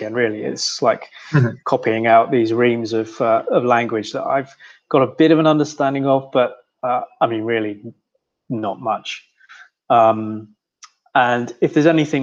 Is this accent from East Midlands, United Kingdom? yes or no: no; Swindon, South West England, United Kingdom; moved away as an adult; now in Australia; I'm from Swindon